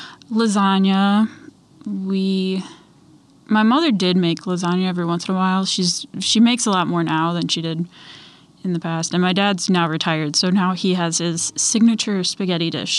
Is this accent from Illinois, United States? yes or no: yes; Illinois, United States; now in Alaska, United States; I grew up in a very small farm town, 45 minutes south of Chicago.